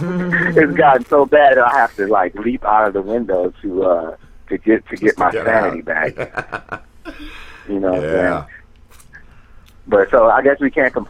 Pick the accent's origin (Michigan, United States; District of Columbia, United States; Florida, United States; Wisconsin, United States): Wisconsin, United States; now in New Jersey, United States; I'm from Wisconsin originally.